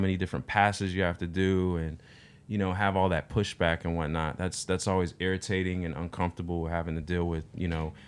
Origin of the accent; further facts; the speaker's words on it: Altus, Oklahoma, United States; I'm from Oklahoma.